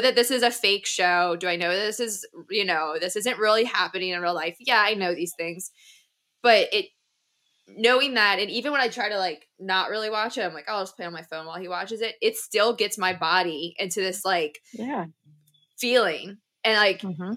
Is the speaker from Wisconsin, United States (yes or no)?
no; New Orleans, Louisiana, United States; I am from New Orleans